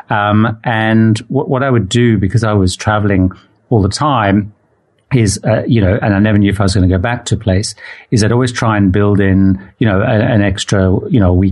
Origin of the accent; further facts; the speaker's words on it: Zimbabwe; originally I grew up in Zimbabwe